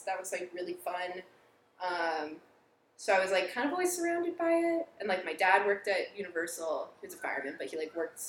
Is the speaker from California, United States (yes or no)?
yes; San Clemente, California, United States; San Clemente.